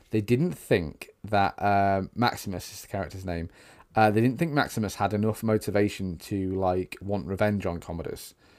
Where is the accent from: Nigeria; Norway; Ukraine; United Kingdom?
United Kingdom; we're British